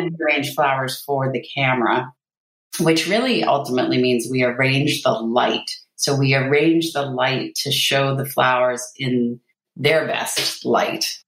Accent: Canada; I'm Canadian. I'm in Canada

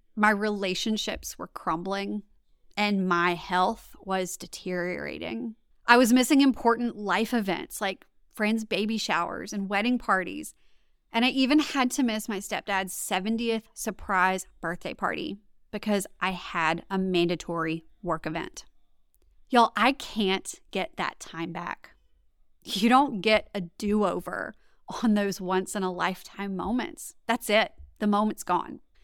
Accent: Louisiana, United States; also born or lived in Washington, District of Columbia, United States; I'm from Louisiana, born and raised

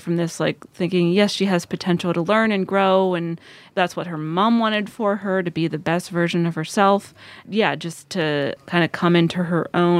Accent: rural Pennsylvania, United States; I grew up in a small town in rural Pennsylvania, graduated only a year after Lady Bird's character did.

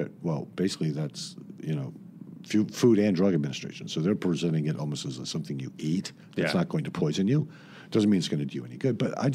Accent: Miami, Florida, United States; I'm from Miami originally

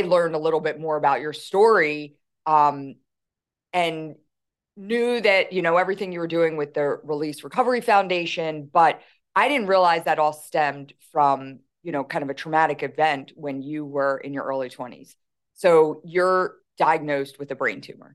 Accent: Philadelphia, Pennsylvania, United States; accent: thick Philly; I don't realize how um thick my Philly accent is, but right away they're like, "Oh, you're from Philly,"

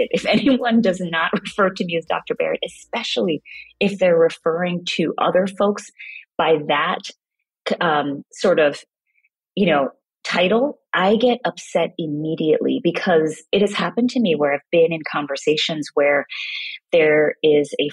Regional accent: Kingston, Jamaica; also born or lived in Brooklyn, New York, United States; I grew up partly in Kingston, Jamaica and Brooklyn, New York

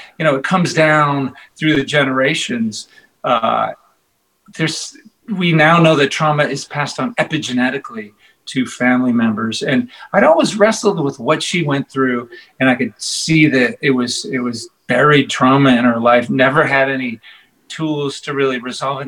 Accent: Boston, Massachusetts, United States; now in New York, United States; I'm really from Boston

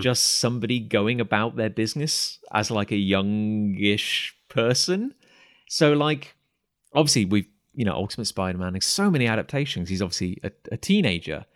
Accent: United Kingdom; being British and growing up in cider country

